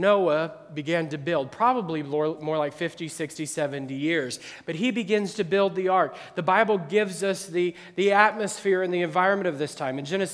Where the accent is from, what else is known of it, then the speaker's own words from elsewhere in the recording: Midwest, United States; now in Akron, United States; I grew up in the Midwest